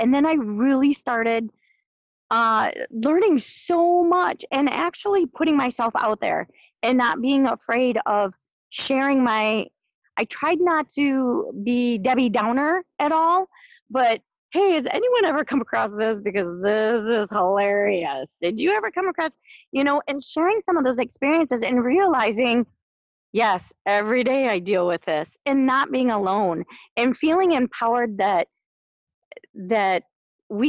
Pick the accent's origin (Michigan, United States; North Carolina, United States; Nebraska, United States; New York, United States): Michigan, United States; Midland; we grew up both in Midland